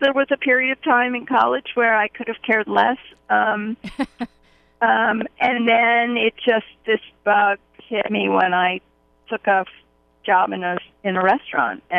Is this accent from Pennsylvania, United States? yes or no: yes; Pittsburgh, Pennsylvania, United States; I grew up in Pittsburgh, Pennsylvania